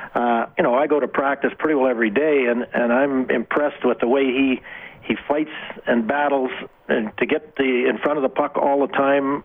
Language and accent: English; Wainwright, Alberta, Canada; I grew up in Wainwright